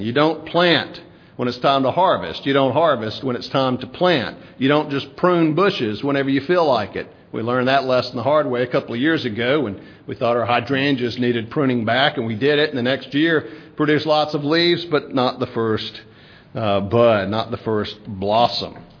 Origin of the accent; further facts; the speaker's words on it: South Mississippi, United States; moved away; growing up in South Mississippi, raking up pine straw